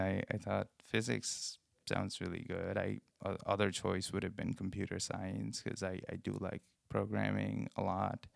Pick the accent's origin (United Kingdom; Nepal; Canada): Nepal; moved away as an adult; now in Cincinnati, United States; I come from Nepal, um, a country in in the Himalayas in Asia and I've been in this country for almost four years now